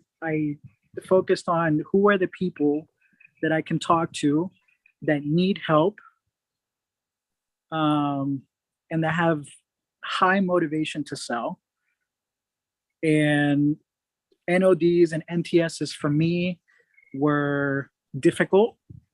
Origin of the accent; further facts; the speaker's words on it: Atlanta, Georgia, United States; moved away as an adult; also born or lived in Puerto Rico; now in California, United States; I grew up 8.5 years in Puerto Rico. Had a significant loss in my family. Lost my mom and grandma at an early age. Oh. And ended up moving to Atlanta with my aunt and uncle, and stayed there till I was out of college